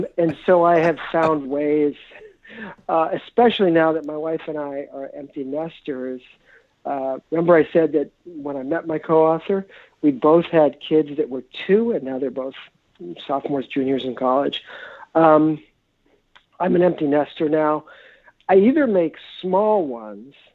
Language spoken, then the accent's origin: English; New York City, New York, United States; moved away as an adult; now in Minneapolis, United States; I grew up in New York in the 1960s and 70s, New York City